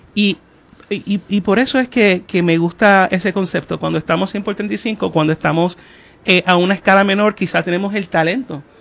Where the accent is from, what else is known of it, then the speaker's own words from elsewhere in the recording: Puerto Rico; todos somos puertorriqueños